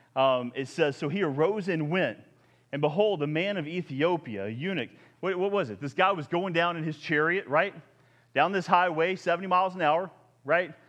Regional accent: the South, United States; I'm from the South

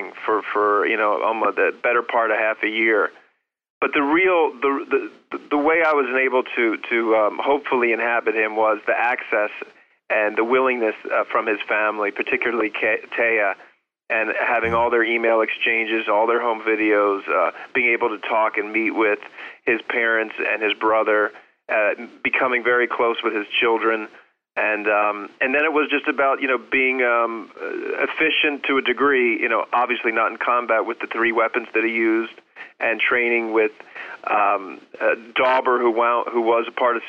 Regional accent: Philadelphia, Pennsylvania, United States; I'm from Philadelphia

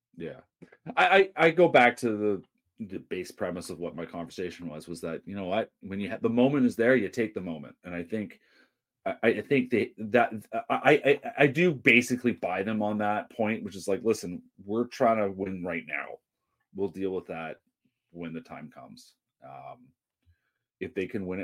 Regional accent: Vancouver, British Columbia, Canada; I grew up in Dunbar

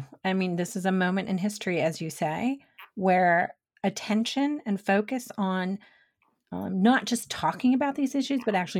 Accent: New York City, New York, United States; I grew up in Brooklyn

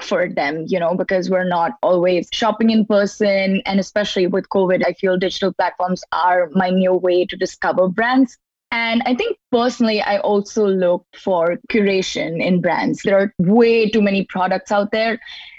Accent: India; also born or lived in Muscat, Oman; now in New York, United States; I'm a designer from Muscat and India, a little bit of both. And so now I'm here in New York to go to school at Parsons

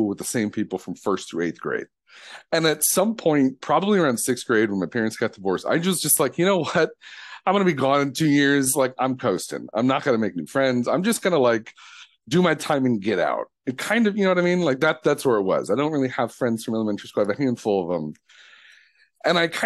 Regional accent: Detroit, Michigan, United States; growing up in Detroit

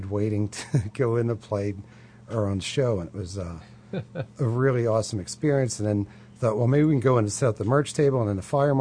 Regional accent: Philadelphia, Pennsylvania, United States; I'm from Philly

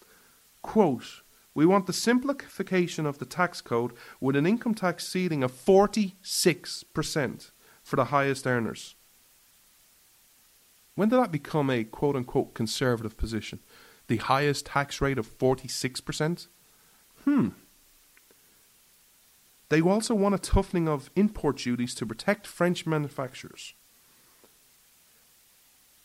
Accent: Ireland; I'm an Irishman

